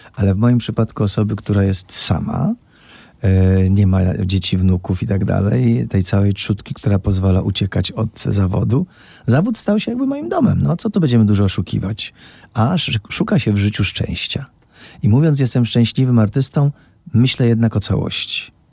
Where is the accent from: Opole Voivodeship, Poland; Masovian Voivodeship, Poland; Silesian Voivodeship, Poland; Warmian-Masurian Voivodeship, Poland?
Opole Voivodeship, Poland; Opole; jestem po szkole muzycznej, po 10 klasach w Opolu, czyli po podstawówce i potem jeszcze dwóch latach średniej szkoły